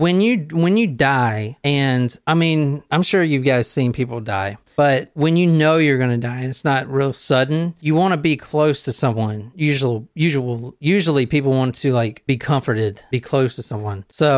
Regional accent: Southern United States, United States; Okay, so I'm from the South, and you call your mama first before you call your wife.

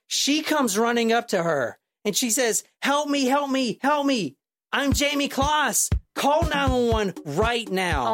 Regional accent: United States; I'm an American

